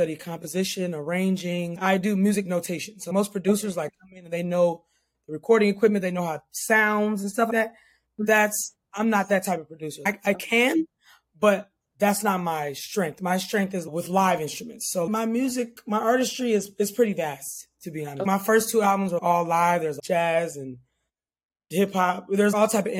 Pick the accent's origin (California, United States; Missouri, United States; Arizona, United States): California, United States; Oakland; I'm from Oakland